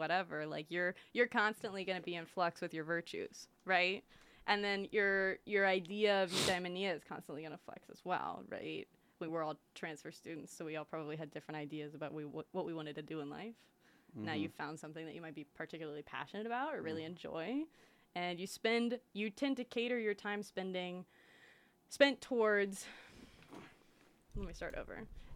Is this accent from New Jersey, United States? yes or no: no; Austin, Texas, United States; I'm from Austin.